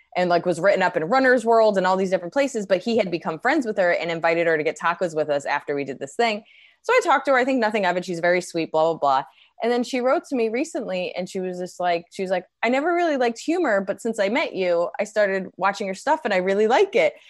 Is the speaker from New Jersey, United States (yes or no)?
yes; New Jersey, United States; now in New York, United States; I grew up in Jersey, I'm from New York